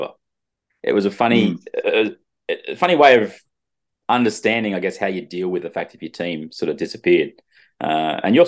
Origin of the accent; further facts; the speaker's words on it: Sydney, New South Wales, Australia; I grew up in the Northwest Sydney region